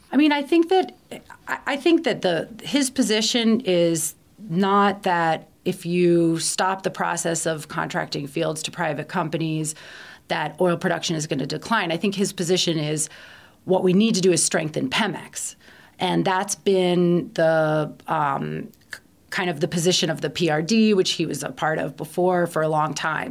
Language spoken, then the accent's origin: English; Baltimore, Maryland, United States; moved away as an adult; also born or lived in Washington, D.C. / Barcelona / Guatemala; I grew up in Baltimore, as you can tell from the way I pronounce it